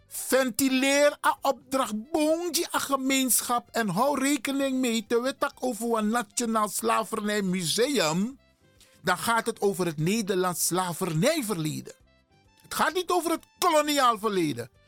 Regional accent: Suriname; ik ben een Surinamer

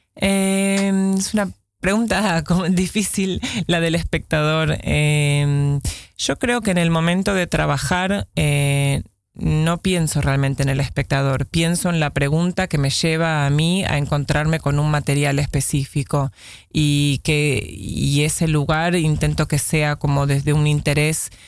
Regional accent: Buenos Aires, Argentina; moved away as an adult; now in Amsterdam, Netherlands; si bien nací acá, me crié eh, en Buenos Aires, donde fui a la escuela primaria, a la escuela secundaria

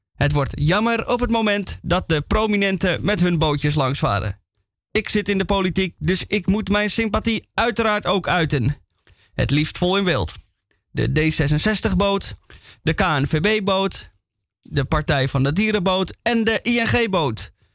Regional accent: Amsterdam, North Holland, Netherlands; accent: Amsterdam; Ik ben Amsterdammer, zoals je af en toe aan mijn accent kan horen

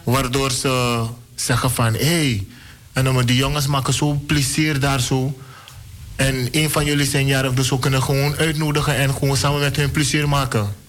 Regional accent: Suriname; moved away; Ik voel me een Surinamer. Ik ben een Surinamer.

